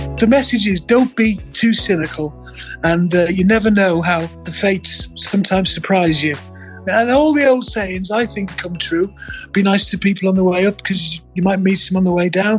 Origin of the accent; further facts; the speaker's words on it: Liverpool, North West England, United Kingdom; I was born in Walton, Liverpool on August 11th, 1959